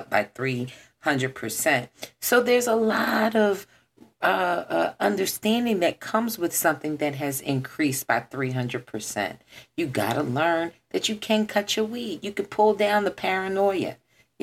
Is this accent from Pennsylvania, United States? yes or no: yes; Philadelphia, Pennsylvania, United States; I am born, raised, lived, you know, in this city